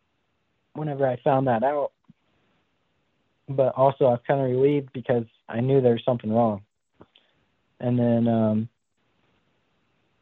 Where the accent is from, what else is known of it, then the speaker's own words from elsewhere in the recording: Big Sur, California, United States; I'm from Big Sur, California. Born and raised